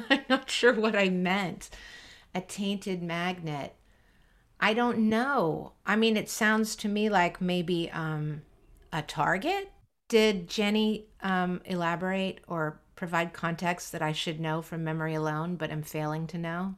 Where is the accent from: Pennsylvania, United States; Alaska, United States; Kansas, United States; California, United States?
California, United States; San Francisco; the kids who went to public school in San Francisco in the seventies and eighties